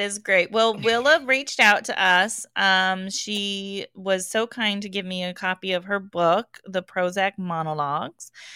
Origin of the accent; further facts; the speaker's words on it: Englewood, Colorado, United States; I grew up in the Denver area, Inglewood more specifically